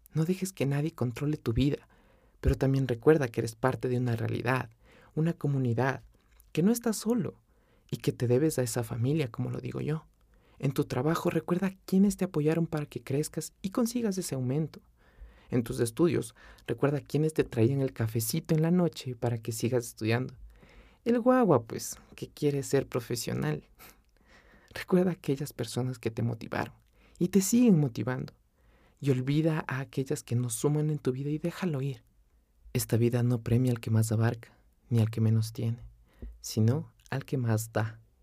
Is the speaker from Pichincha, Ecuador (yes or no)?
yes; Quito, Pichincha, Ecuador; moved away as an adult; Yo nací y crecí en Quito, capital del Ecuador, la carita de Dios